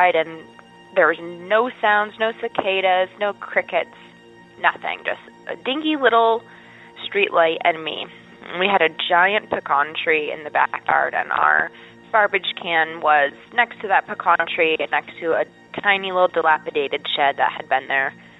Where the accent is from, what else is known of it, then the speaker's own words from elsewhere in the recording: Statesboro, Georgia, United States; moved away as an adult; now in Appalachia, United States; I finished high school and college in that area, so I was there for many years